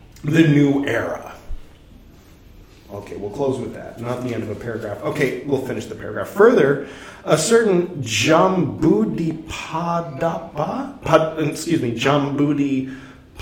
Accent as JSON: {"language": "English", "country": "United States", "said": "I'm from America"}